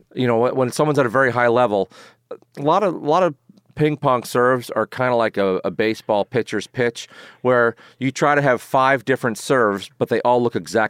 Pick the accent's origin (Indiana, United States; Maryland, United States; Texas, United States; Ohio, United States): Maryland, United States; accent: mix of New York and Maryland; Yeah, I do have a mix of New York and Maryland accent.